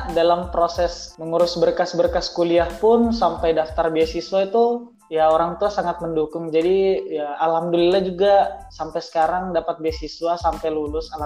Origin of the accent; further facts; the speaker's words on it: Bontang, East Kalimantan, Indonesia; born there; Saya saya lahir di kota Bontang, tepatnya pada tanggal 30 April 1999.